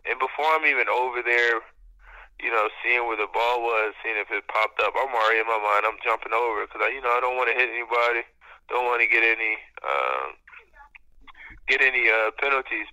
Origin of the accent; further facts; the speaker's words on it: Dover, Delaware, United States; I was from Dover, Delaware